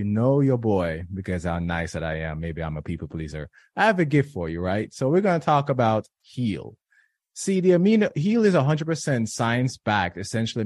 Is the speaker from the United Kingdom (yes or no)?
no; Jamaica; now in United States; I was born and raised in Jamaica